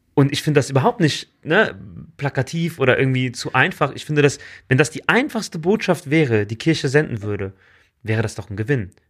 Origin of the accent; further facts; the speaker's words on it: Germany; bei uns in Deutschland